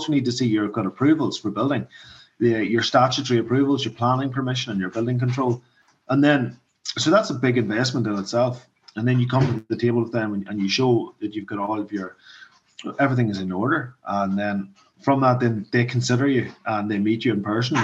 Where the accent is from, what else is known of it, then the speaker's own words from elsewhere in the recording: Mourne Mountains, County Down, Northern Ireland, United Kingdom; I'm from the Mourne Mountains, basically. Yeah, so this is our area. I'm from Mourne Point, which is the next town over from Rostrever